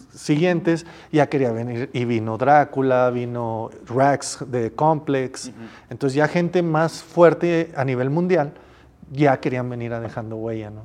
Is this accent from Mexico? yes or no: yes; Mexico; yo vengo de México, tengo un canal de YouTube, hago un evento allá